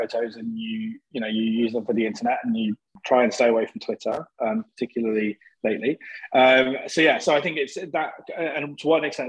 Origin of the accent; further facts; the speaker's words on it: Coventry, West Midlands, United Kingdom; I'm from Coventry in the Midlands